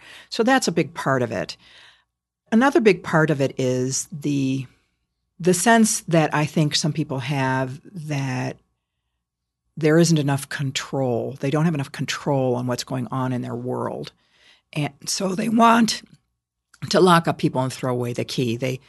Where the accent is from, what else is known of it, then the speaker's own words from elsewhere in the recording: Chicago, Illinois, United States; given that I was from Chicago